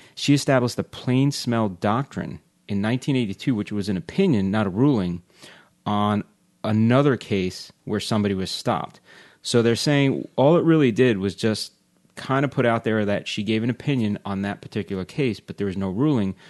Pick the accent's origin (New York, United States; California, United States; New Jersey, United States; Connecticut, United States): New York, United States; Long Island; moved away; I grew up in Long Island